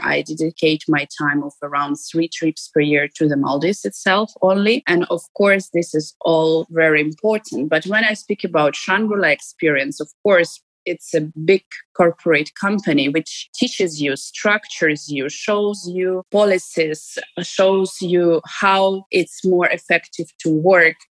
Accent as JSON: {"language": "English", "country": "Ukraine", "moved": "yes", "lives_now": "Dubai, United Arab Emirates", "said": "Since I live abroad and I don't live in my home country"}